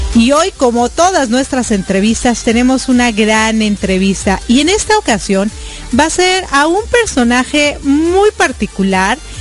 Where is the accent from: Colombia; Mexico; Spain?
Mexico; now in United States; soy mexicana y también vivo en los Estados Unidos